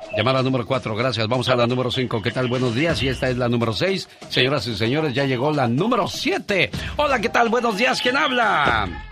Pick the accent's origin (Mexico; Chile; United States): Mexico; Corral Falso, Guerrero; Yo nací en el estado de Guerrero, en Corral Falso Guerrero.